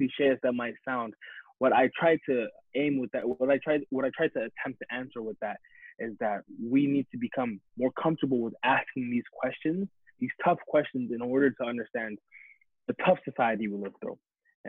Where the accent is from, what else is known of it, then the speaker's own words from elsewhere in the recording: Addis Ababa, Ethiopia; also born or lived in Phoenix, Arizona; I just wanted to say that I'm from Phoenix, Arizona, and there's not much to rep from there, but mainly I am from Addis Ababa, Ethiopia, which is from the Horn of Africa, if you ever heard of that.